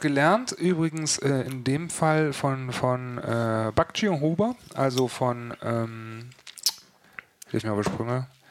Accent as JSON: {"language": "German", "region": "West Germany", "country": "Germany", "said": "als Wessi"}